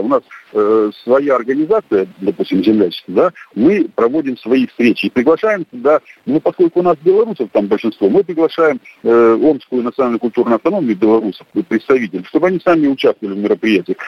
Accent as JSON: {"language": "Russian", "town": "Tevriz", "region": "Omsk Oblast", "country": "Russia", "tie": "born or raised there", "moved": "yes", "lives_now": "Omsk, Russia", "said": "я родился в Севризе, а проживаю в Омске"}